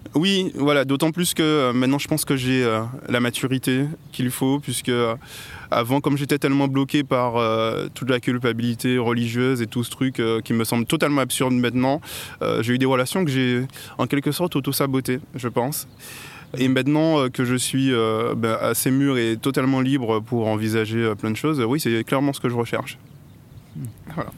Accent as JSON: {"language": "French", "country": "Guadeloupe", "tie": "born or raised there", "moved": "as an adult", "said": "j'ai grandi en Guadeloupe et je me suis installé ici il y a 6 ans"}